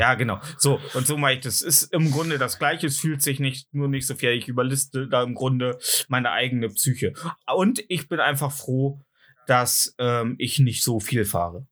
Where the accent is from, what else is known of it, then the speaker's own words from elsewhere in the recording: Germany; bei uns in Deutschland